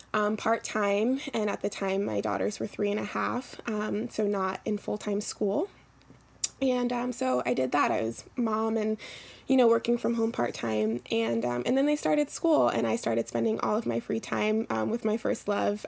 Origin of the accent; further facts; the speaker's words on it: Philadelphia, Pennsylvania, United States; now in New York, United States; Yeah, so I am pretty new to New York. Um, I'm originally from Philadelphia